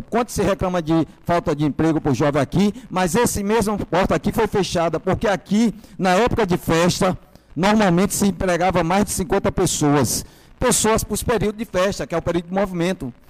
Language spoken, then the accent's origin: Portuguese; Salvador, Bahia, Brazil; vim da periferia de Salvador, fui, fui educado ali no Colégio Bento Gonçalves, Fazenda Grande do Retiro